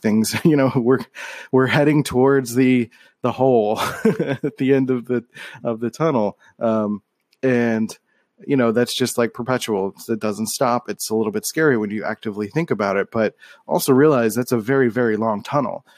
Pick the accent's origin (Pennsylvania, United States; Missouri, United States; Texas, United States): Pennsylvania, United States; Philadelphia; moved away as an adult; growing up in Philly, you're kind of, like, in this encapsulated echo chamber